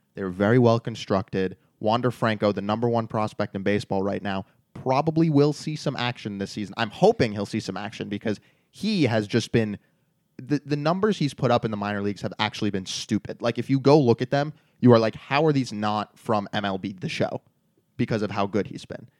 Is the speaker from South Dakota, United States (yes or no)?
no; New York, United States; growing up in New York